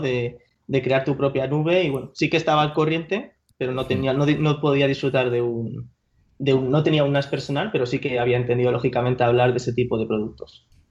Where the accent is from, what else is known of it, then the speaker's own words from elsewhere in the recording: Madrid, Community of Madrid, Spain; moved away as an adult; now in Paris, France; yo soy de Madrid, de Madrid capital